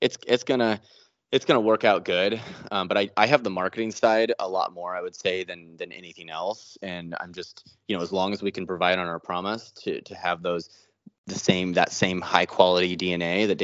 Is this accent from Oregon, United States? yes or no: yes; Cottage Grove, Oregon, United States; I grew up in Cottage Grove, Oregon, like way out in the country.